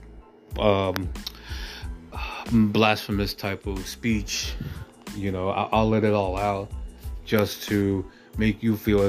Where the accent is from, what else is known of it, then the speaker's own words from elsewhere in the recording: United States; I am American